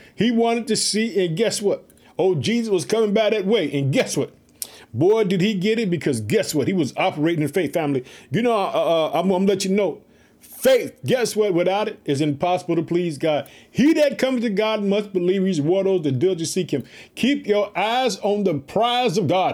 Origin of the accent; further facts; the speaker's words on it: Illinois, United States; In the state of Illinois, which is my home state. I live in Chicago.